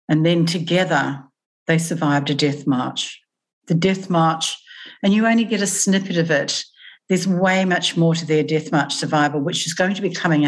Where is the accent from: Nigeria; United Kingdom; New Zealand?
New Zealand; moved away as an adult; now in Australia; as a young adult, and I moved from New Zealand to Australia